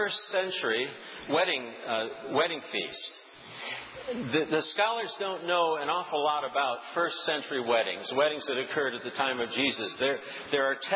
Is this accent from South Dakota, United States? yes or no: yes; South Dakota, United States; now in New England, United States; I grew up in South Dakota